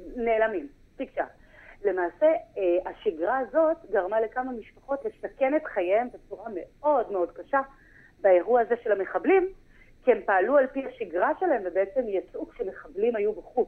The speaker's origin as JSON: {"language": "Hebrew", "town": "Haifa", "region": "Haifa District", "country": "Israel", "moved": "as an adult", "lives_now": "Nirim, Israel", "said": "במקור אני מחיפה"}